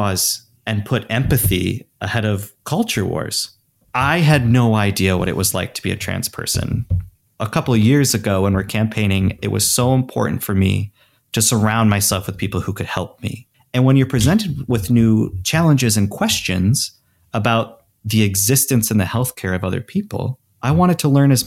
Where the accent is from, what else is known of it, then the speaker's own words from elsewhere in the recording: Traverse City, Michigan, United States; moved away; my hometown in Traverse City, Michigan